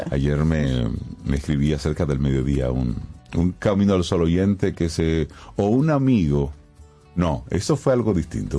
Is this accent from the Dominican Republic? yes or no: yes; Dominican Republic